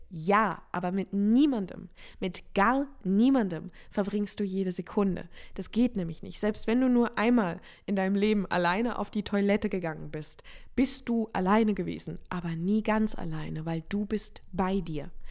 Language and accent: German; Offenburg area, Baden-Württemberg, Germany; moved away; also born or lived in Freiburg; ich habe jetzt diesen Umzug von Freiburg nach Offenburg gemacht